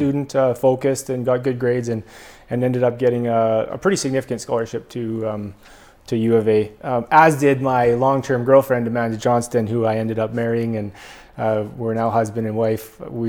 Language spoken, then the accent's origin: English; Quesnel, British Columbia, Canada; moved away as an adult; also born or lived in Edmonton; I'm from close to here. I grew up in Quesnel, spent high school years, elementary years in Quesnel, and then went to Edmonton for about 10 years after high school.